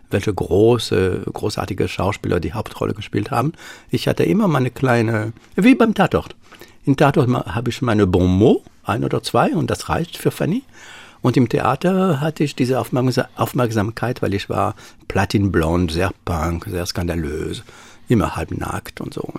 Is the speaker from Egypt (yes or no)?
no; Paris, Île-de-France, France; accent: Parisian; German is a second language; Und man merkt mit meinem Akzent, dass ich natürlich, also ich kann meine Pariser Wurzel nicht